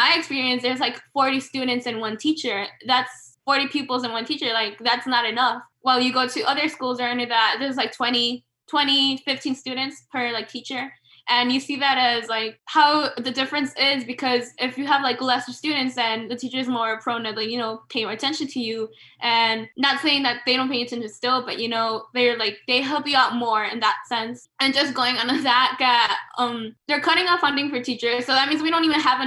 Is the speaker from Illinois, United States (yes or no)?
yes; Chicago, Illinois, United States; growing up in Little Village